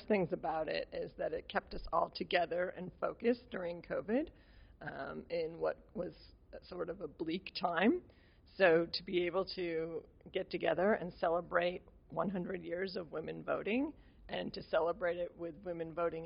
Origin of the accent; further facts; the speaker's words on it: Worcester, Massachusetts, United States; I am a lifelong resident of Worcester